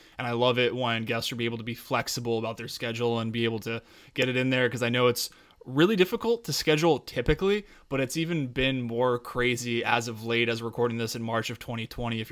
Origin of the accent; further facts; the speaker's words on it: Woodland Park, Colorado, United States; moved away as an adult; now in Virginia, United States; I'm actually from Colorado. Yeah. I've been in Virginia for about 9 years, and I grew up in a small town called Woodland Park, Colorado